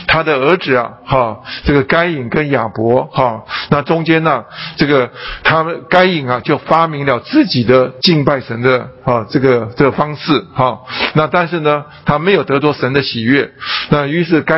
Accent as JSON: {"language": "Chinese", "country": "China", "said": "我们吃饭，中国人吃饭，哎，我们是用筷子"}